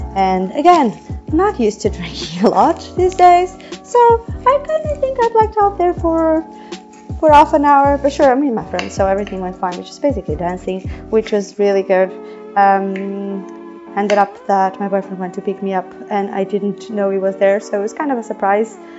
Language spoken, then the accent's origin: English; Portugal; moved away; I'm from Portugal